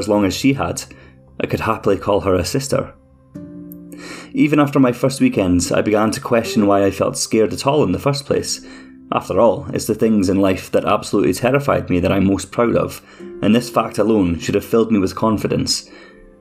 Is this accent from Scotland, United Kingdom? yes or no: yes; Scotland, United Kingdom; accent: Scottish; my Scottish accent